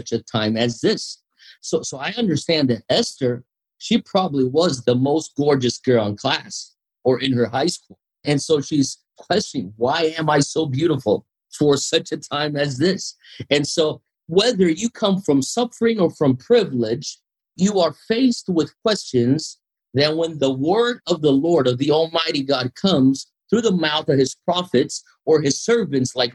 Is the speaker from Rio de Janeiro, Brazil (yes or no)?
no; São Paulo, Brazil; So the largest Japanese population outside Japan is in Brazil, in São Paulo